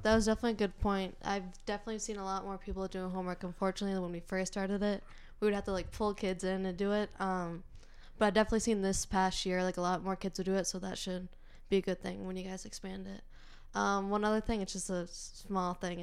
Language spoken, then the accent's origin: English; North Andover, Massachusetts, United States; born or raised there